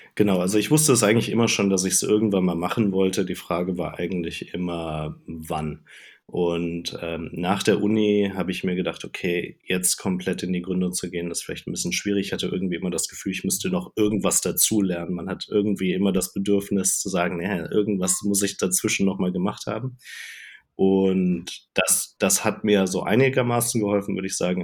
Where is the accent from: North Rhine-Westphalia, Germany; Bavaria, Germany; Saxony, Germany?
North Rhine-Westphalia, Germany; Cologne region; moved away as an adult; also born or lived in Hamburg / Denmark / Ireland; Ich komme so ursprünglich aus der Kölner Region